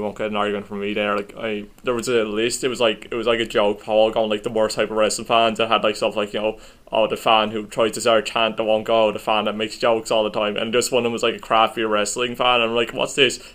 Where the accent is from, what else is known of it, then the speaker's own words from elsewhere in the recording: Ireland; we're Irish